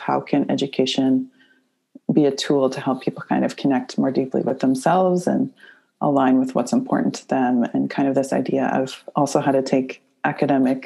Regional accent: Nova Scotia, Canada; I grew up in Nova Scotia in a small island

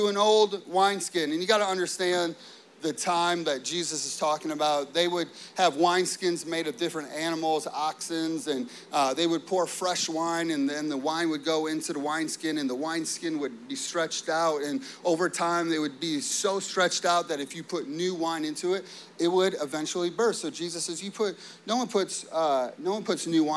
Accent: Chicago, Illinois, United States; growing up in the Chicago area, it snows a lot

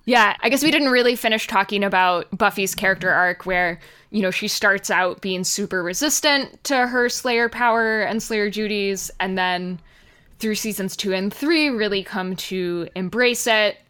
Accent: United States; as Americans

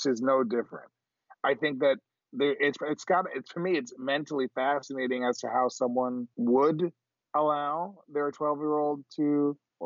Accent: Miami, Florida, United States; we grew up in Miami

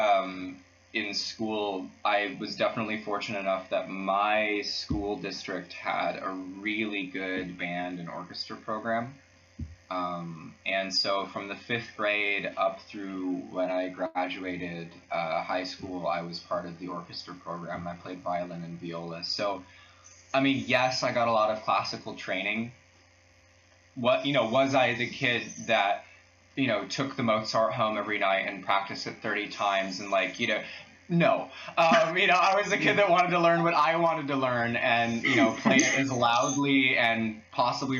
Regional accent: Ann Arbor, Michigan, United States; moved away as an adult; now in Freiburg, Germany; I'm from Michigan, from Ann Arbor, which is a small university town about an hour outside of Detroit

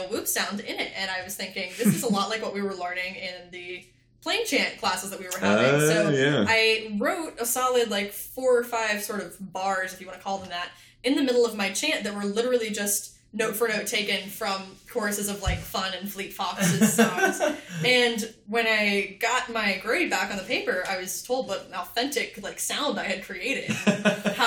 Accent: West Virginia, United States; I grew up in West Virginia

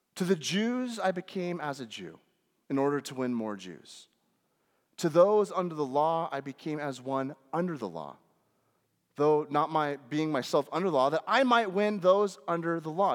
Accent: United States; especially as American Western Christians

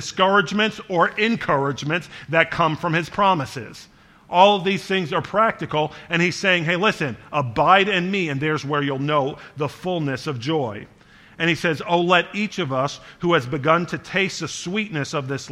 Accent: Charleston, South Carolina, United States; I lived in front of a creek growing up in Charleston for part of my life, in Charleston, South Carolina

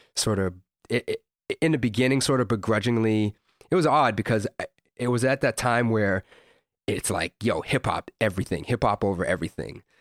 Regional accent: London, Ontario, Canada; also born or lived in Toronto, Ontario; I moved from Toronto to London, Ontario

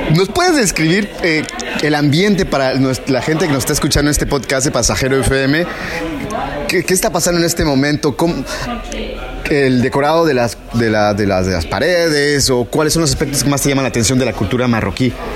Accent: Mexico; soy mexicano o mexicana

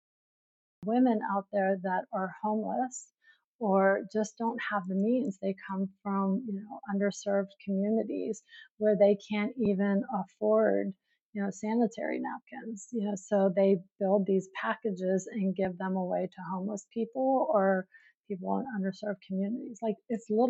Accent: New York City, New York, United States; I'm from New York City

